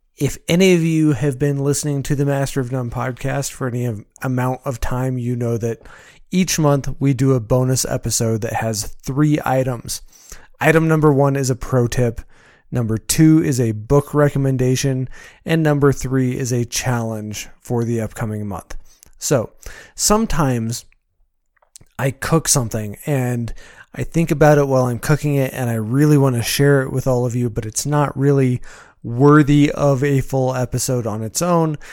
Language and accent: English; Colorado, United States; moved away as an adult; Growing up in Colorado